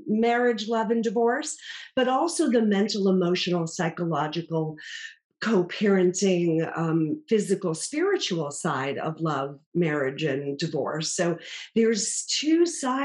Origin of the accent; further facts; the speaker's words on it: Boston, Massachusetts, United States; I grew up in Boston, Massachusetts